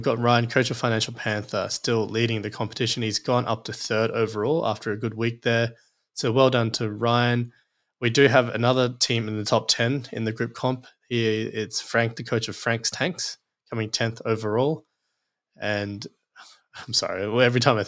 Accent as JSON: {"language": "English", "region": "Queensland", "country": "Australia", "said": "as a Queenslander"}